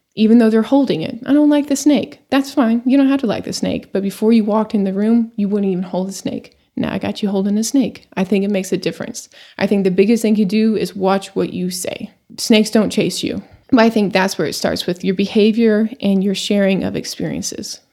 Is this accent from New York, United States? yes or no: no; Amarillo, Texas, United States; moved away as an adult; also born or lived in Eastern New Mexico; Born and raised in Amarillo, Texas.